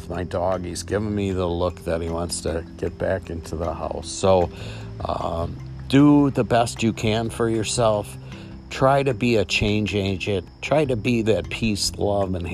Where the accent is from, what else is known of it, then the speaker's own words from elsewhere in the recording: Milwaukee, Wisconsin, United States; my hometown, where I drive by the State Fair Park